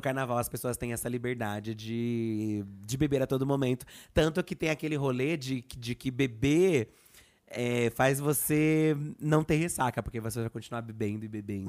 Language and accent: Portuguese; São Paulo, Brazil; eu sou daqui de São Paulo